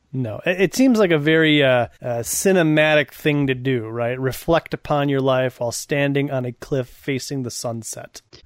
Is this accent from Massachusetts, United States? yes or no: no; Wisconsin, United States; I grew up in Wisconsin, and there's a town called Kenosha, which is okay. south of us